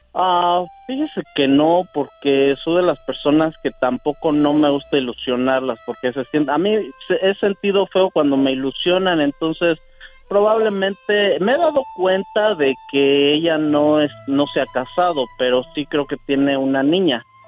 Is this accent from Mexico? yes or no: yes; Querétaro, Mexico; yo soy de Querétaro y mi pueblito se llamaba Los Positos